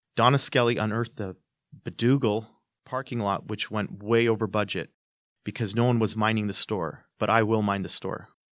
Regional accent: Hamilton, Ontario, Canada; I'm born and bred in Hamilton. I grew up here

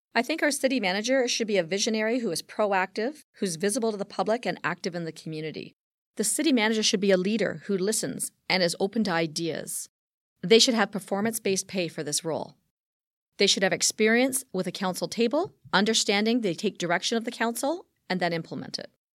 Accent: Hamilton, Ontario, Canada; someone who was born and raised on Hamilton Mountain

